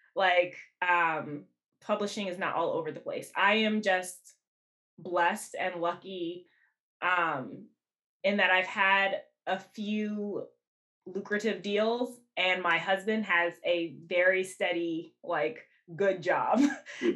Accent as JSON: {"language": "English", "town": "Washington", "region": "District of Columbia", "country": "United States", "tie": "born or raised there", "also_born_or_lived": "New Jersey", "moved": "as an adult", "lives_now": "Brooklyn, United States", "said": "I actually wasn't born here. Um, I I grew up in Washington D.C."}